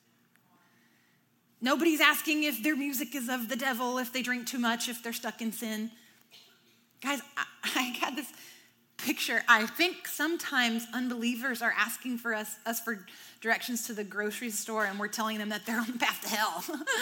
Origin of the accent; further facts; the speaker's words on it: the South, United States; I'm from the South.